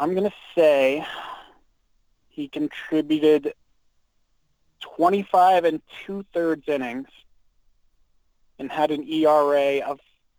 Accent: Canada; We're Canadian.

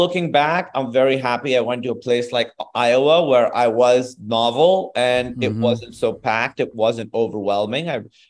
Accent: Pakistan; accent: Pakistani; moved away as an adult; also born or lived in Chicago, United States; I always was bilingual, but I had a thicker accent, a thicker Pakistani accent.

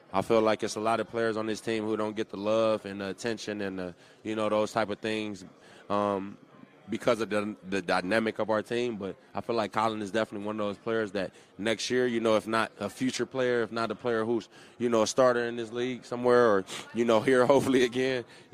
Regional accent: California, United States; Like, I grew up in South Central California. You didn't see a lot of type of, you know, you seen one color of people walking around. It was brown skin.

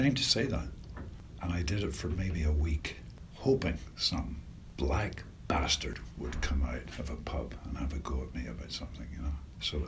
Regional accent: Northern Ireland, United Kingdom; I grew up in Northern Ireland in the Troubles

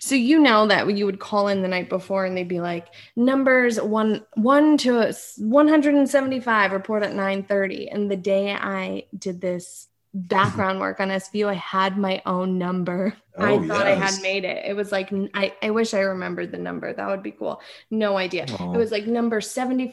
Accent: Connecticut, United States; we're both from Connecticut, so we have that Connecticut hustle

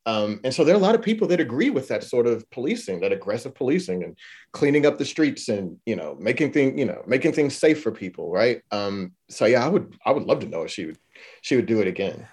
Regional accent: Houston, Texas, United States; I'm from Houston, Texas.

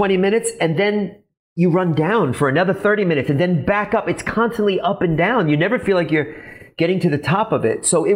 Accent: New York City, New York, United States; I'm from the Bronx.

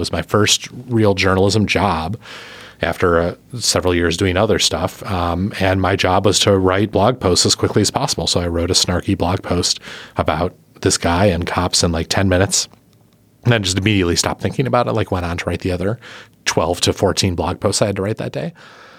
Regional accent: Milwaukee, Wisconsin, United States; So this weekend I was in my hometown, the place I grew up, beautiful Milwaukee, Wisconsin, a great place by a great lake, doing a book reading at a bookstore on the east side.

